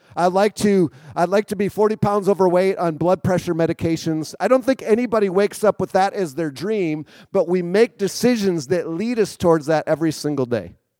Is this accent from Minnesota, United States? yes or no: yes; Minnesota, United States; also born or lived in Wisconsin; now in Chicago area, United States; I grew up in Minnesota, so I'm a Minnesota boy